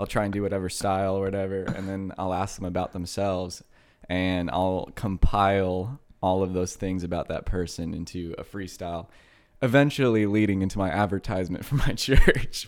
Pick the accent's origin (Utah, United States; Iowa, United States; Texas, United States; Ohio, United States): Texas, United States; Houston; moved away; I, uh, lived in Kingwood, which is just a suburb of Houston for my high school, uh, years